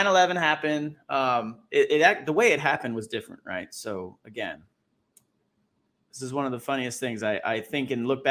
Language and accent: English; East Coast, United States; growing up in the East Coast